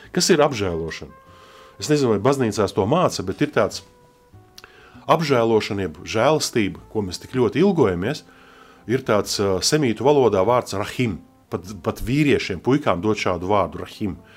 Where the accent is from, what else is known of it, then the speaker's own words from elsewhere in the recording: Latvia; also born or lived in Russian Far East; mēs esam no Latvijas